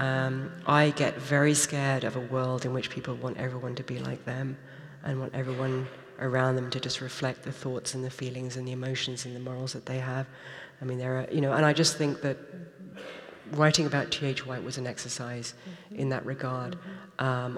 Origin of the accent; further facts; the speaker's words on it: United Kingdom; I'm British